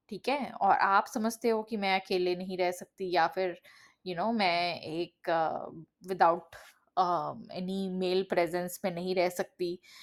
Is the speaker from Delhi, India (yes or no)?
yes; Delhi, India; now in Canada; originally um, uh, हम दिल्ली से belong करते हैं करंटली uh, मैं अभी कनाडा में रहती हूँ